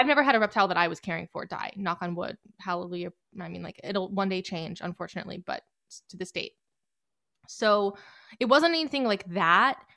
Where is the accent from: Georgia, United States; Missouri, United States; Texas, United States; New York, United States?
Georgia, United States; Marietta; I'm from the Metro Atlanta area, Marietta